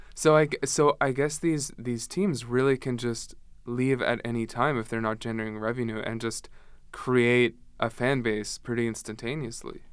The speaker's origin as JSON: {"language": "English", "town": "Ottawa", "region": "Ontario", "country": "Canada", "said": "I'm from Ottawa myself"}